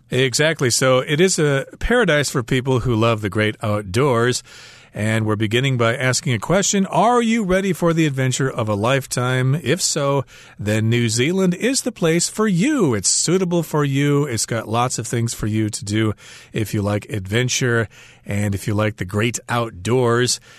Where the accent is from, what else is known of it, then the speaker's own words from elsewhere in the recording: United States; I'm an American